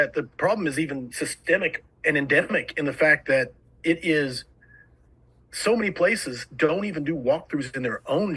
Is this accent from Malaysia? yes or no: no; Moore, Oklahoma, United States; I grew up in Moore. I know Moore.